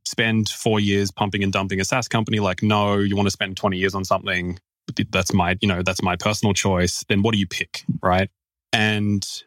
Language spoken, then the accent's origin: English; Australia; as an Australian